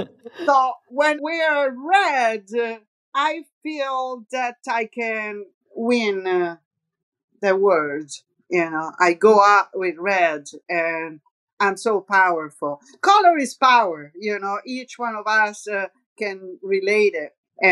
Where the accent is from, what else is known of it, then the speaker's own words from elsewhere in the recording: Rome, Lazio, Italy; accent: Roman; English is a second language; We were speaking in English, very similar accent, because my accent is a little bit Roman and she has the same, kind of.